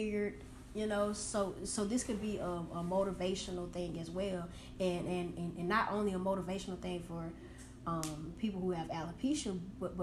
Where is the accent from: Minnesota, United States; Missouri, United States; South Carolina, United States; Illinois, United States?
South Carolina, United States; McCormick; I'm from McCormick, South Carolina. Represent Clark's Hill, you know, 864-333 to upstate